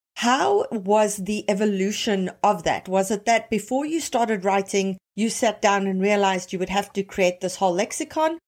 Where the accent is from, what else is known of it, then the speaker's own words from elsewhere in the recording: South Africa; now in Toronto, Canada; I'm South African, tons of Zimbabwean friends, as many of them here in, uh, Toronto.